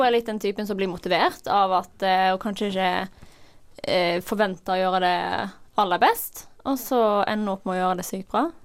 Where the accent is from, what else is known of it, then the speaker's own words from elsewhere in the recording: Norway; oss som nordmenn